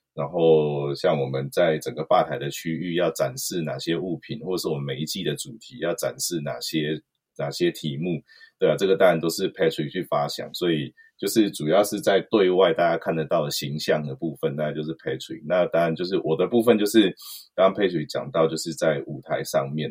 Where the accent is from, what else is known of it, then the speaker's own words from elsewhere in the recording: Nantou County, Taiwan; 对我是在南投长大